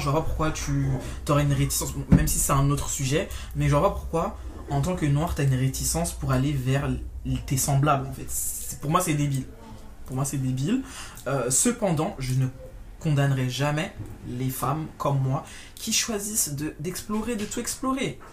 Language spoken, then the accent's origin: French; France; en grandissant, en France, en métropole